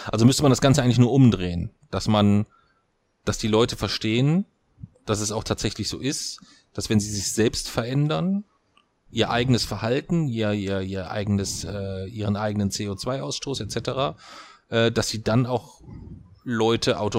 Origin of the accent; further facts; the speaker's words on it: Kassel, Hesse, Germany; ich komme aus Kassel, was sollen wir Kassler denn alles tun?